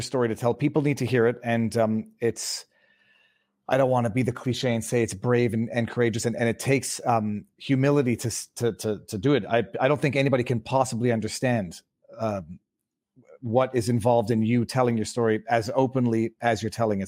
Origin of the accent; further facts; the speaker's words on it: Canada; I'm, I'm Canadian